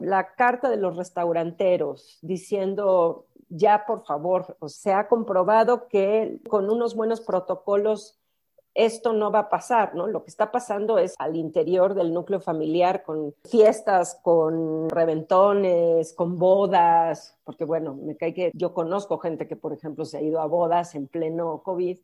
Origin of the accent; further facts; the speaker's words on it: Mexico; estamos siendo quizás mexicanos